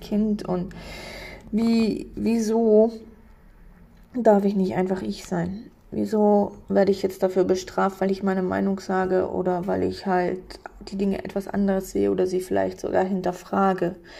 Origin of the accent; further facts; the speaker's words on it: on the border with Poland, eastern Germany, Germany; Ich bin gebürtig im Osten aufgewachsen, an der Grenze zu Polen.